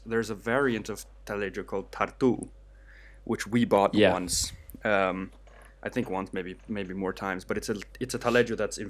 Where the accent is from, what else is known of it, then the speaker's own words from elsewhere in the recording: Chile; born there; I was born in Chile. I went back a few years ago, love the place